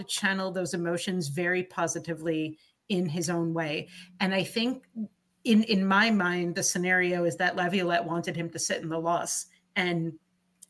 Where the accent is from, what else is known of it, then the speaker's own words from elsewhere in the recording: New York, United States; we're all New Yorkers